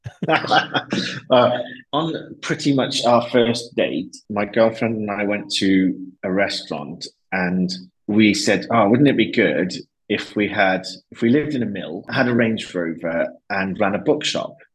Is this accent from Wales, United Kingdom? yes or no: yes; Wales, United Kingdom; moved away as an adult; also born or lived in Madrid, Spain; they used to call me El Inglés because they couldn't figure out where Wales was